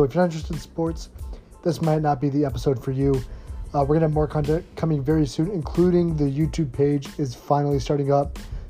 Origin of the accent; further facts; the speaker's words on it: the South, United States; we're all from the South, so we really like college football a lot.